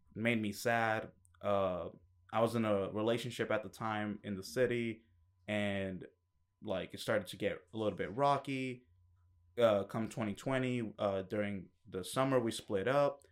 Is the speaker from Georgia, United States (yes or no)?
yes; Kennesaw, Georgia, United States; moved away as an adult; also born or lived in Acworth, Georgia; now in Atlanta, United States; I grew up in Ackworth and Kennesaw